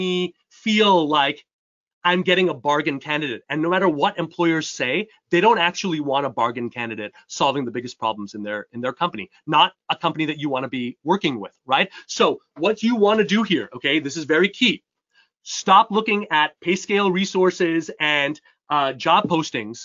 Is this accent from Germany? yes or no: no; Canada; also born or lived in upstate New York, United States; now in New York, United States; I was born and raised in Canada